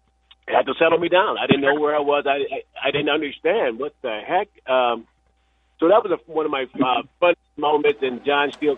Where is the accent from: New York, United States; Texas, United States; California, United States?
California, United States; Oakland; moved away as an adult; also born or lived in Portland, Arkansas; I'm coming from Oakland, California. I've never been out of there, never been out of there, even though I'm from Portland. Arkansas. I had never been out of Oakland ever.